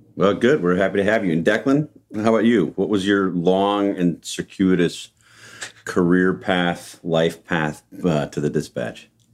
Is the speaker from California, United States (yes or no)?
no; Wauwatosa, Wisconsin, United States; being from Wauwatosa, Wisconsin.